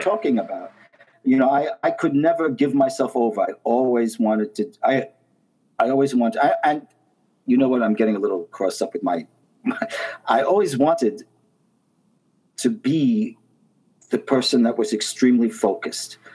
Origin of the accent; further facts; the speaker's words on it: New York City, New York, United States; I grew up in Brooklyn, Brooklyn, New York, Coney Island